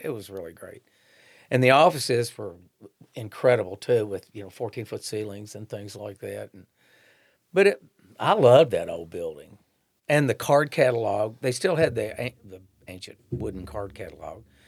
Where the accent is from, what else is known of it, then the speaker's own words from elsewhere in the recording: Shelbyville, Kentucky, United States; also born or lived in Eminence, Kentucky; now in Frankfort, United States; I grew up in Shelbyville. Well, actually, I was born in Eminence, then I grew up in Shelbyville